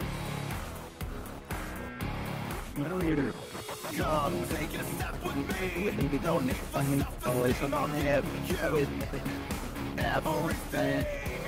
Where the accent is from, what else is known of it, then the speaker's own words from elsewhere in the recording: Weyburn, Saskatchewan, Canada; my hometown of Weyburn